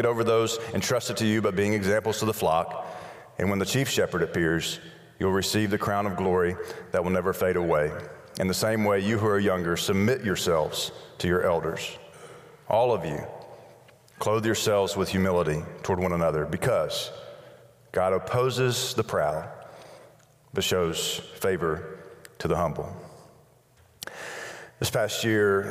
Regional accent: Birmingham, Alabama, United States; Birmingham, Alabama

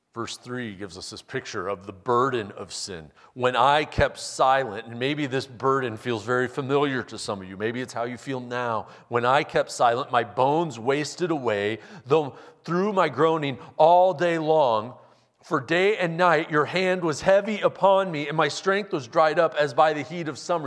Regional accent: Omaha, Nebraska, United States; Westbrook Evangelical Free Church that I grew up going to in Omaha

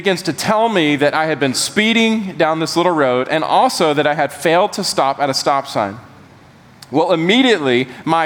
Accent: Bolingbroke, Georgia, United States; 16 years old and I lived in a small little suburb of Macon. If Macon were a big enough city, this would be a suburb. It was called Bolingbrook, Georgia. Georgia being my home state.

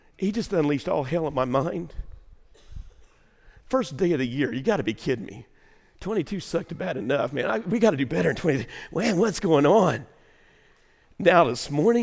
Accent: Waltonville, Illinois, United States; born or raised there; moved away

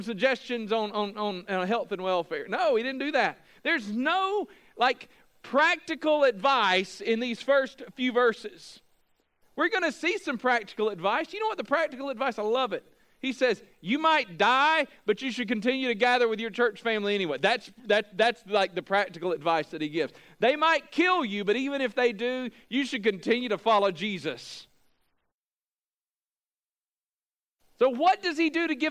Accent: United States; we as Americans, as American evangelicals

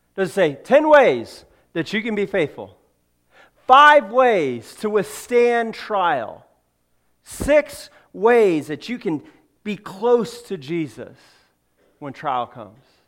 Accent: California, United States; moved away; I grew up in California.

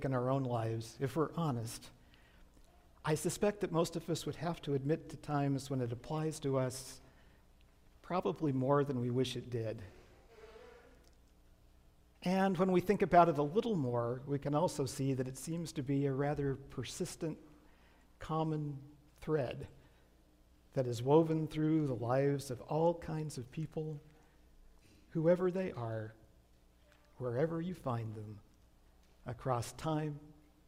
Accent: Riverside, California, United States; When I was a kid growing up in La Sierra in the 60s and early 70s

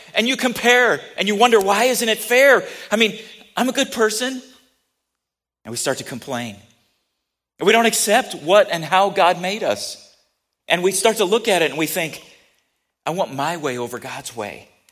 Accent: United States; I'm very happy to be an American. I'm proud to be an American.

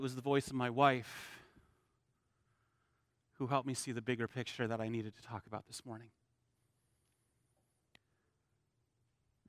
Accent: Holland, Michigan, United States; I grew up here in Holland

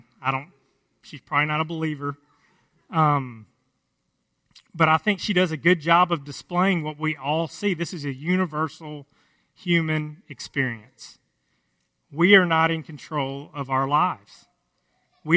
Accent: Cass County, just south of the Sulphur River, Texas, United States; where I grew up in Cass County, just south of the Sulphur River, where we still live now

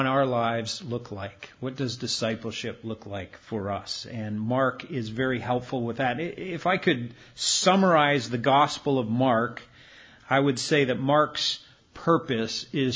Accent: Canada; moved away; my hometown in Canada

